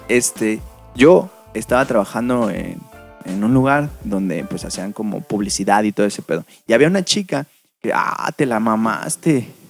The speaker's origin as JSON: {"language": "Spanish", "country": "Mexico", "said": "por ser mexicanos y por vivir"}